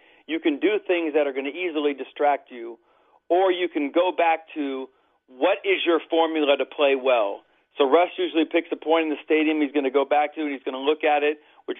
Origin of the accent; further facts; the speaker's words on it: Lakewood, Washington, United States; also born or lived in Los Angeles, California / Bradenton, Florida; I'm born and raised in Lakewood, Washington.